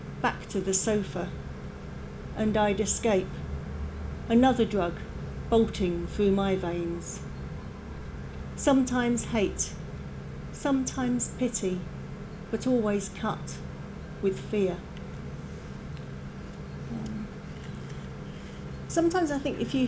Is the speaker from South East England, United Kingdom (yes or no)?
yes; Margate, South East England, United Kingdom; moved away as an adult; also born or lived in London; now in Penzance, United Kingdom; I grew up in Margate in Kent, and I live in Penzance now